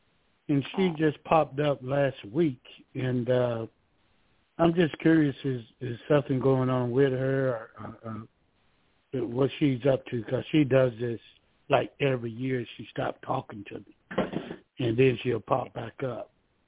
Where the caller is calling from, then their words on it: Georgia, United States; I'm calling from Georgia.